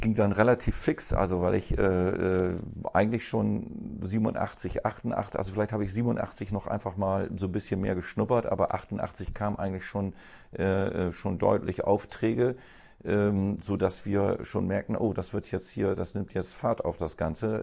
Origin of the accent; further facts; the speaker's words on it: Bremen, Germany; ich bin ja Bremer durch und durch. Also ich kenne, ich bin hier geboren